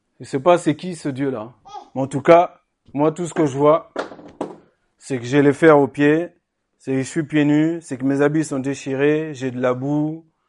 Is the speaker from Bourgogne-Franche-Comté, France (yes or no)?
yes; Sens, Bourgogne-Franche-Comté, France; quand j'étais petit euh, à Sens